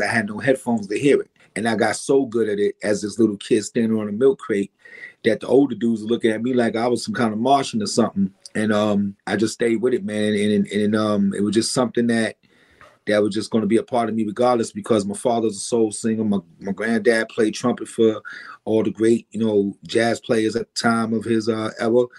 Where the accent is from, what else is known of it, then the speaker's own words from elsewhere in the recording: New York City, New York, United States; also born or lived in Brooklyn, New York; I was raised in the Bronx